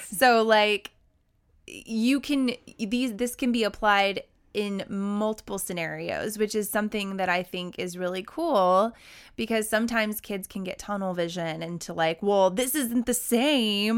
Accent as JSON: {"language": "English", "region": "Oklahoma", "country": "United States", "tie": "born or raised there", "said": "growing up in Oklahoma"}